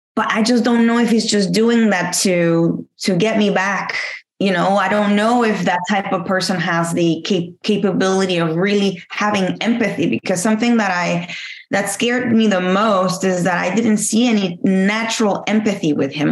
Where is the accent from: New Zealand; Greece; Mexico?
Mexico; moved away; back home in Mexico. You know, I'm from Mexico. I was always the first to have A's and tens because back home is tens